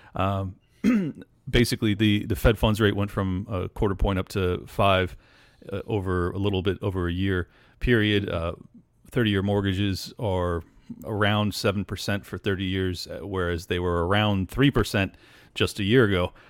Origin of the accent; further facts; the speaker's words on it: San Diego, California, United States; moved away; I was born and raised in California, in San Diego